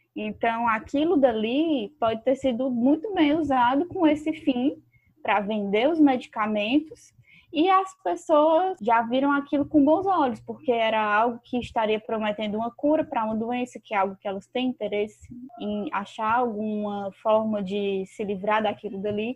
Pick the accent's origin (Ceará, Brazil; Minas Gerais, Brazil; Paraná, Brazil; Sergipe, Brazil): Ceará, Brazil; accent: cearense; Baixou aqui o sotaque cearense